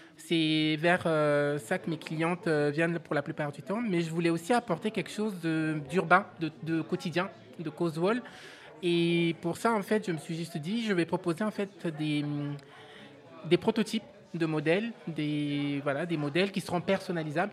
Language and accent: French; Benin; moved away; also born or lived in Abidjan, Côte d'Ivoire / Tunisia; mon pays d'origine, qui est le Bénin